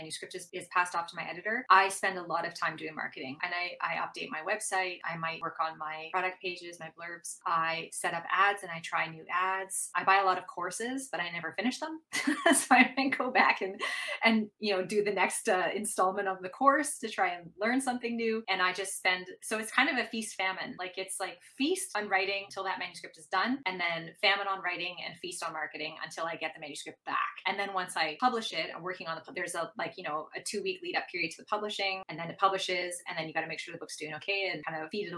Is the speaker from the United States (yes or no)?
no; Canada; also born or lived in Venice, Italy; I'm Canadian